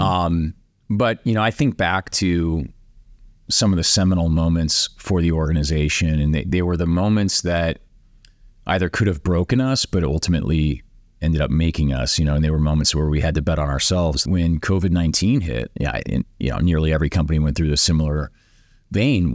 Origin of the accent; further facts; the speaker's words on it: the Midwest, Iowa, United States; Grew up, uh, in the Midwest mostly, went to high school in Iowa